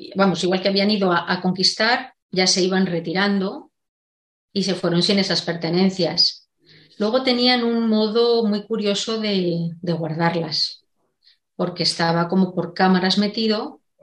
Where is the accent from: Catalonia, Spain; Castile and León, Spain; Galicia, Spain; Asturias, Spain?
Castile and León, Spain; Segovia; now in Madrid, Spain; yo soy de Segovia, pero vivo en Madrid